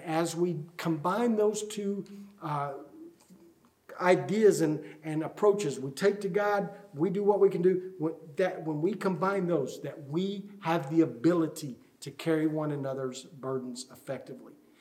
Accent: United States; we as American Christians

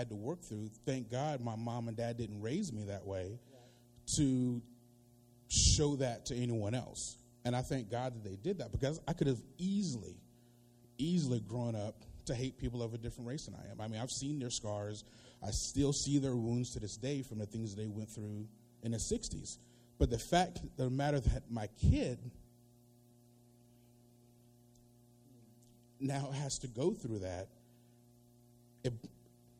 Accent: North Carolina, United States; I grew up in North Carolina

